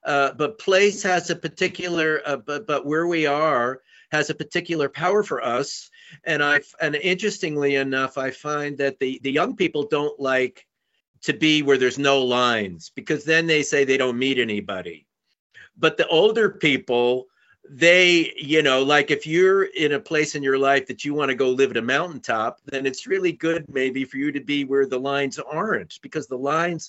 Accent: New York, United States; moved away; I grew up in New York, {S0} Right. {S1} in Manhattan, and it was a place that I didn't really vibe with, and I was ready to leave. I left as soon as I could

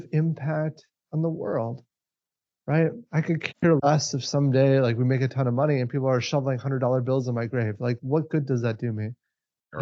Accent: Minneapolis–Saint Paul, Minnesota, United States; We're from Minnesota, specifically the Twin Cities

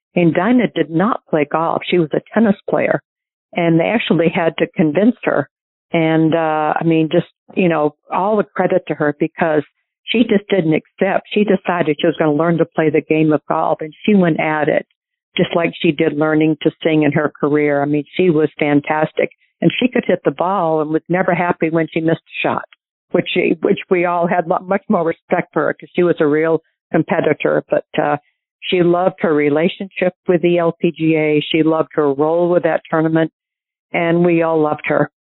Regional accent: New Hampshire, United States; born or raised there

